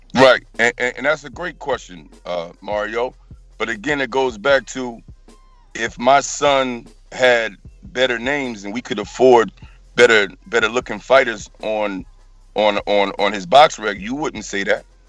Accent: New Jersey, United States; now in North Carolina, United States; We're originally from Jersey, but we come all the way from North Carolina, me and my son

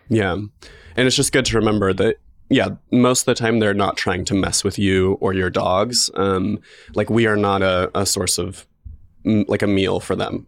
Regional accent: Magic Valley, Idaho, United States; now in Boise, United States; I grew up in the Magic Valley in, like, a very rural, like, farm area.

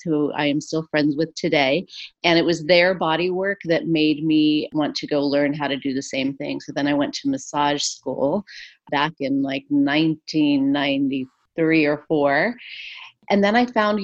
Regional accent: Santa Fe, New Mexico, United States; moved away as an adult; now in Los Angeles, United States; I grew up in Santa Fe, New Mexico

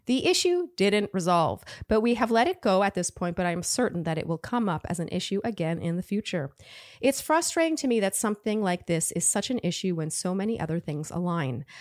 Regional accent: Canada; I'm Canadian

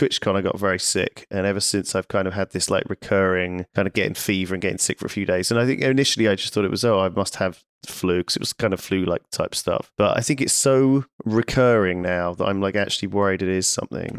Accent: United Kingdom; I'm obviously we're British as well, right?

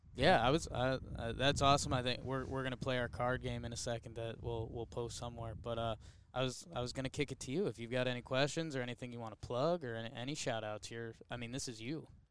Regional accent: Connecticut, United States; now in New York, United States; I grew up in Connecticut

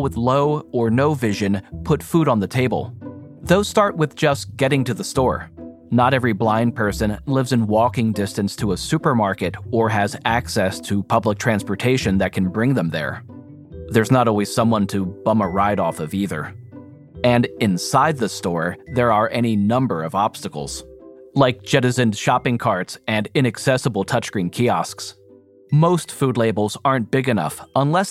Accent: New Jersey, United States; I'm from New Jersey, but I'm on the West Coast

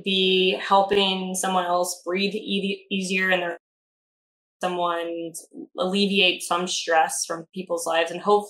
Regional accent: Arizona, United States; we had gotten done with a hike off of this mountain by ASU when I was growing up in Arizona.

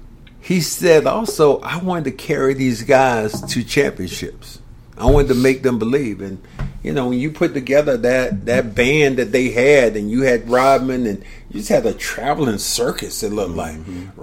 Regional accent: Kinston, North Carolina, United States; We're both from Eastern North Carolina. He sees me. Hey, country boy, as we always call him, because I'm from Kinston.

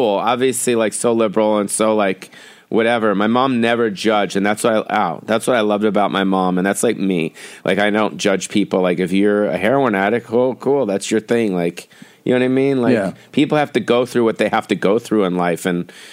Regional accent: Beverly Hills, California, United States; I grew up in Beverly Hills

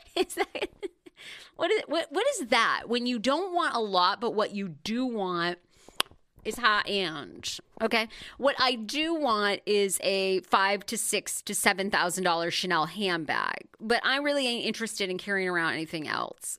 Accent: Wiscasset, Maine, United States; moved away; also born or lived in Rangeley, Maine; I grew up in Maine, in a little town called Wiscasset, Maine. That's where I spent most of my life.

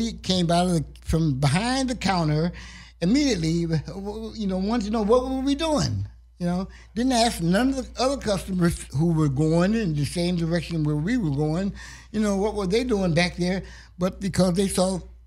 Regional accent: Ohio, United States; now in Los Angeles, United States; I'm from Ohio. Originally.

